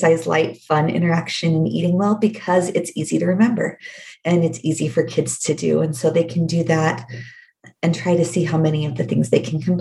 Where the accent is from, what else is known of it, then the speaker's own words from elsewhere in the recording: Oregon, United States; now in Utah, United States; I grew up in Oregon.